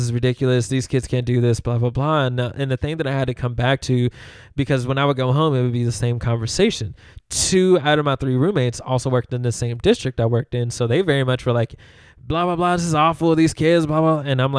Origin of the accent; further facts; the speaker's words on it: Louisville, Kentucky, United States; also born or lived in Memphis; And when people ask me, where are you from? It's hard not to say Memphis, right? Because I know that they, like Louisville, I love, right? Because I grew up here.